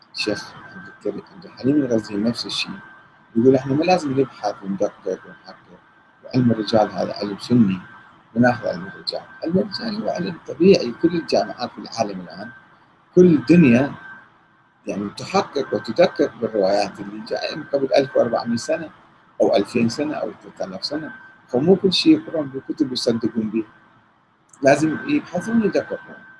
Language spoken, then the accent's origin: Arabic; Karbala, Karbala Governorate, Iraq; انا ابن كربلاء وشارب من الفراغ ومتربي في كربلاء